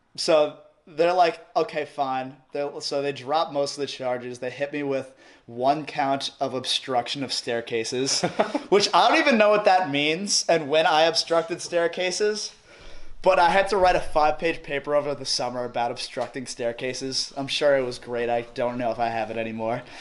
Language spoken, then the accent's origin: English; Long Island, New York, United States; moved away as an adult; also born or lived in California; I'm from Long Island, Strong Island, we out here.